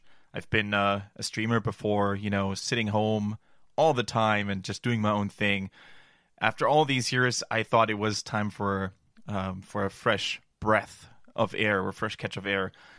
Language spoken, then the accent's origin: English; Germany; accent: German; English is a second language; also born or lived in Canada; No, I'm born and raised in Germany, but I did spend a lot of time in Canada during my studies, during my university time.